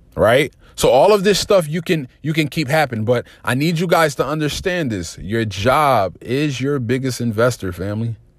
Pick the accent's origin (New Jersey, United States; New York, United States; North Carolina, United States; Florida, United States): New Jersey, United States; I'm from Jersey